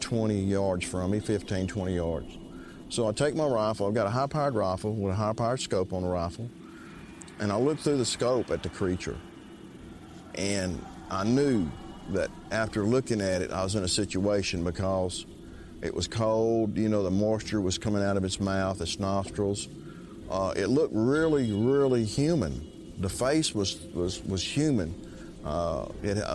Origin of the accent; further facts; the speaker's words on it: Keachi, Louisiana, United States; I'm from Keechaw, Louisiana